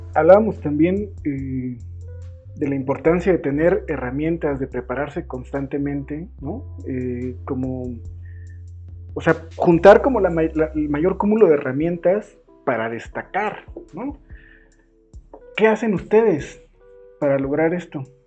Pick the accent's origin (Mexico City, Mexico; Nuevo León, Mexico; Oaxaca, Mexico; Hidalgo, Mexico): Hidalgo, Mexico; Tulancingo; yo soy de Tulancingo